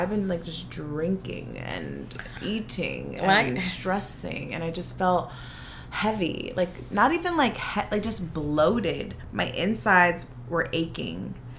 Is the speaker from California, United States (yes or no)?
yes; San Fernando Valley, California, United States; accent: valley girl; me and Jamila are valley girls. We are straight from the 818.